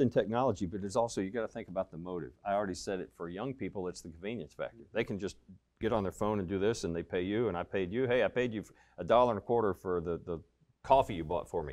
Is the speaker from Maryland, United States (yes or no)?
no; Kentucky, United States; born or raised there